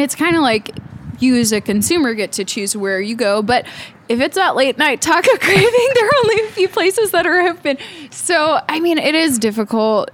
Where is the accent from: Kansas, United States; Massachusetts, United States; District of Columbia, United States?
Kansas, United States; Topeka; I grew up in Topeka